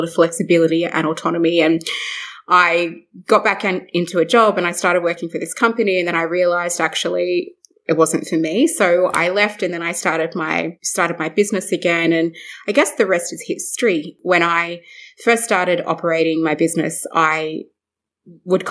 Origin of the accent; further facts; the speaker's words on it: Brewarrina, New South Wales, Australia; also born or lived in Broken Hill; I was born in Broken Hill on Barkindji country, and I was raised in Brewarrina with my mum